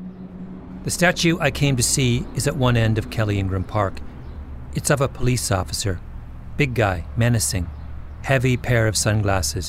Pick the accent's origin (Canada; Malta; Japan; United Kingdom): Canada; moved away as an adult; now in United States; I'm Canadian.